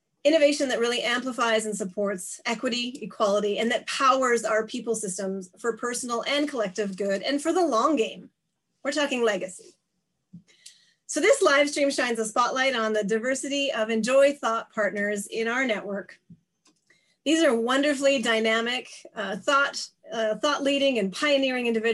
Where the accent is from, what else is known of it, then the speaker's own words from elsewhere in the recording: Canada; also born or lived in Montreal; now in Japan; I'm a Canadian political scientist living and teaching in Japan